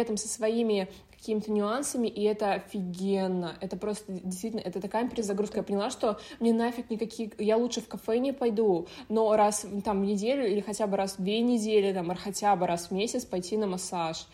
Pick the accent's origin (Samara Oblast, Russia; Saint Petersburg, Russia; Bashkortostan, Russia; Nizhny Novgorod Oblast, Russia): Nizhny Novgorod Oblast, Russia; Nizhny Novgorod; now in Adler, Russia; я из Нижнего Новгорода